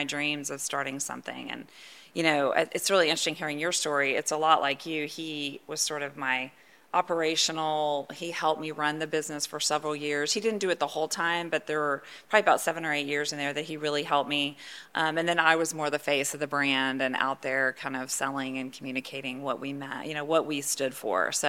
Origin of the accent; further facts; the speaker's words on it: Sugar Land, Texas, United States; also born or lived in Houston, Texas; I'm born and bred Houstonian. I just, you know, I was telling you I grew up in Sugar Land